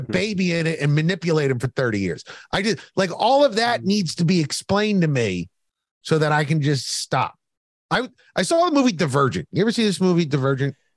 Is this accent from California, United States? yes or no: no; Philadelphia, Pennsylvania, United States; I grew up in Philadelphia.